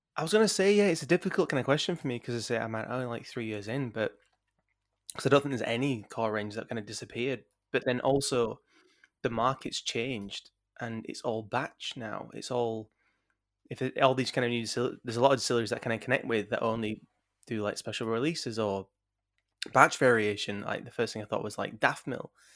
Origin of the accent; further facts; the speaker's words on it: Yorkshire and the Humber, United Kingdom; doing it from Yorkshire, as a Yorkshireman